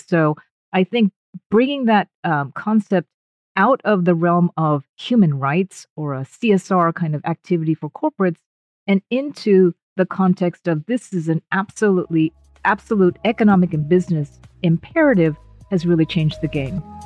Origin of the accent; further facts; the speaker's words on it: United States; moved away; My blood is 100% Japanese, but I was born and raised in the States